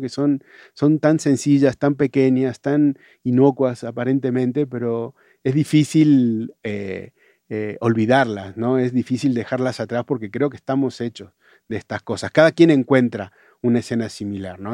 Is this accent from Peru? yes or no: no; Laguna Larga, Córdoba, Argentina; Yo soy de Córdoba, de un pueblo de Córdoba.